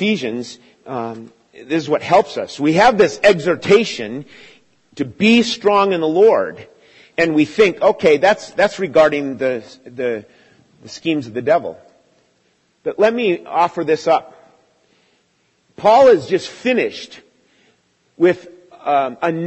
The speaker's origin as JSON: {"language": "English", "country": "United States", "tie": "born or raised there", "said": "growing up in America"}